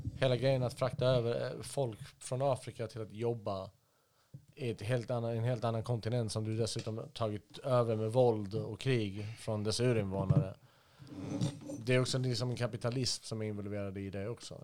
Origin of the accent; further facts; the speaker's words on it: Stockholm, Stockholm County, Sweden; moved away as an adult; also born or lived in Halmstad / Iraq; så bounceade vi omkring lite här och där tills jag landade i Stockholm 1988. Så växte jag upp där